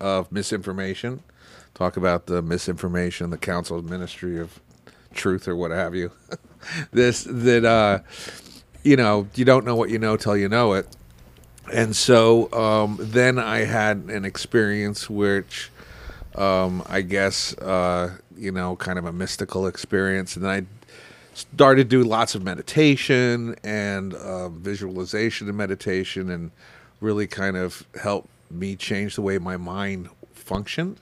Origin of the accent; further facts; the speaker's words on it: Port Jefferson, New York, United States; now in Palm Springs, United States; growing up in New York and in Port Jeff